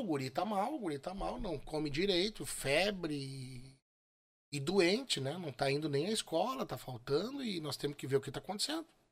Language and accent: Portuguese; São Borja, Rio Grande do Sul, Brazil; moved away; also born or lived in São Luiz Gonzaga; É, eu sou nascido em São Borja. Eu sou, eu sou, sou de São Borja